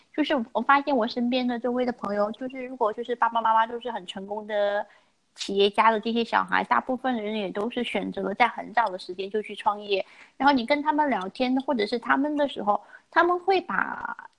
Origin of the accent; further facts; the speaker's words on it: China; 我们中国人